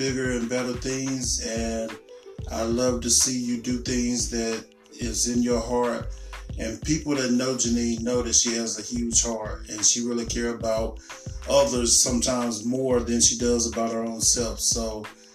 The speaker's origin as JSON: {"language": "English", "region": "North Carolina", "country": "United States", "tie": "born or raised there", "said": "the way I was raised in North Carolina"}